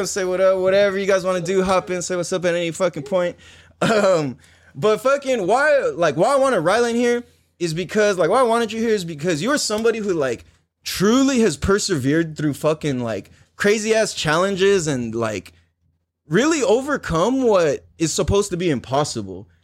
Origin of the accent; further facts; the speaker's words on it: San Diego, California, United States; growing up in Miramesa